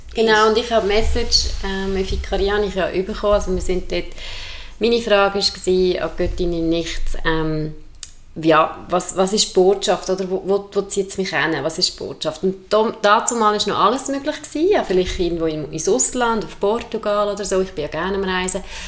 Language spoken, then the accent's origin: German; Entlebuch, Lucerne, Switzerland; moved away; vom Entlebuch, wo ich aufgewachsen bin